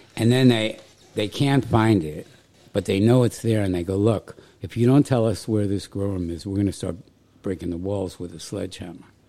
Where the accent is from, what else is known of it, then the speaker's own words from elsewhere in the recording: New York City, New York, United States; moved away; also born or lived in Vermont / Gainesville, Florida; I grew up in New York City